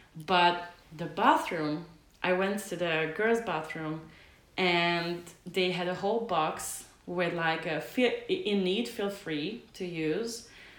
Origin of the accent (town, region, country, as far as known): Hungary; now in Denmark